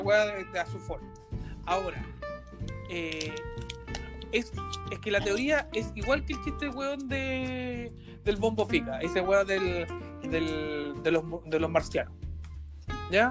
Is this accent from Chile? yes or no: yes; Chile; como chilenos